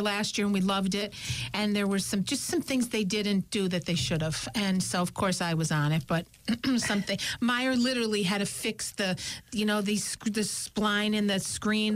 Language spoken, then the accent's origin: English; Scranton, Pennsylvania, United States; we're from Scranton, Pennsylvania